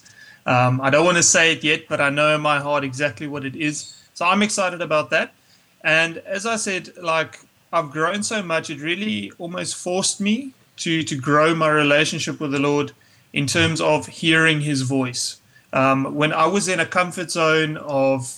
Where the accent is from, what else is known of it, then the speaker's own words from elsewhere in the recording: St. Francis Bay, Eastern Cape, South Africa; moved away; also born or lived in Pretoria; I grew up in St. Francis Bay in the Eastern Cape.